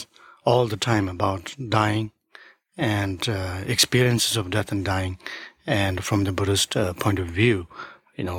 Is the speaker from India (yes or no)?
yes; Sikkim, India; English is a second language; moved away as an adult; also born or lived in New York; I studied at the beginning in the monastery where I grew up in Sikkim, in India